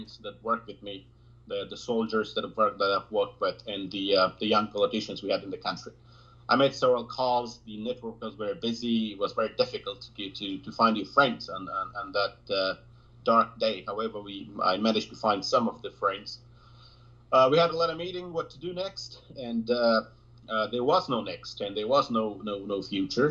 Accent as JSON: {"language": "English", "region": "Laghman", "country": "Afghanistan", "tie": "born or raised there", "also_born_or_lived": "United States", "moved": "as an adult", "lives_now": "United Kingdom", "said": "I'm from Afghanistan, from Lakhman province."}